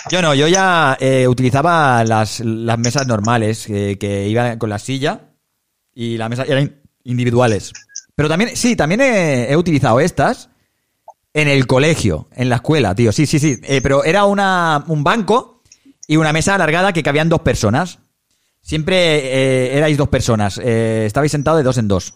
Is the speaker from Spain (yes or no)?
yes; Badalona, Catalonia, Spain; yo soy de Badalona y el Andrés también